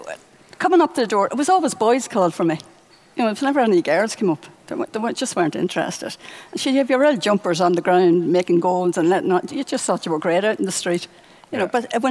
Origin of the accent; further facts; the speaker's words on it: Dundalk, Leinster, Ireland; coming from my home, Dundalk, right, I have to say I'm very proud of my hometown